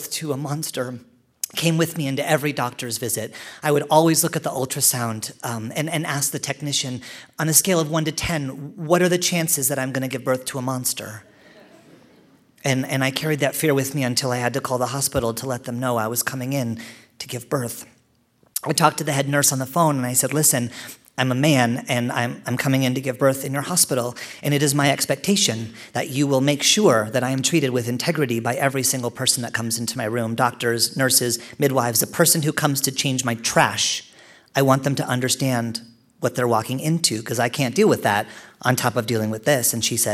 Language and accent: English; Canada; I'm Canadian